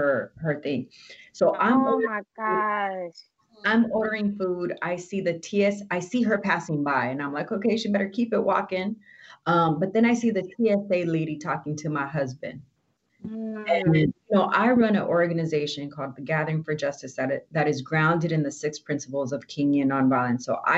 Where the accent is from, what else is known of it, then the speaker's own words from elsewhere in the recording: Oxnard, California, United States; Like, I've never grew up in a black and white town. I grew up in Oxnard. We were everything, right?